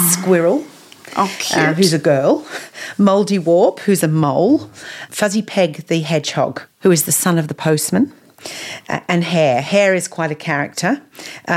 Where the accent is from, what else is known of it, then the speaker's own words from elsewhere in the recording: England, United Kingdom; I grew up in England, and we had a beautiful wood at the back of our house